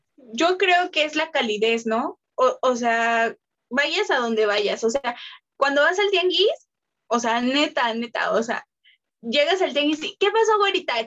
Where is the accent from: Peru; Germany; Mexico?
Mexico; nosotros como mexicanos